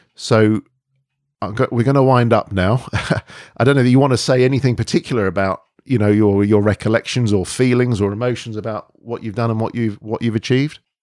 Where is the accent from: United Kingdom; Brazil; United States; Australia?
United Kingdom; London; We've been born and brought up in London